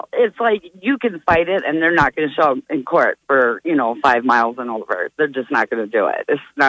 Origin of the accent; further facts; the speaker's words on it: Minnesota, United States; now in Omaha, United States; I'm from Minnesota, so I go home a lot